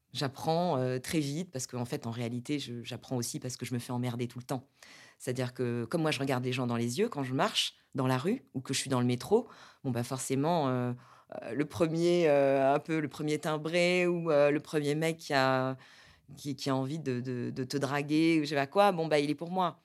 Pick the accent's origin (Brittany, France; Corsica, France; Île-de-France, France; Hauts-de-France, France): Corsica, France; Porto-Vecchio; also born or lived in Paris; now in Saint-Ouen, France; J'ai grandi en Corse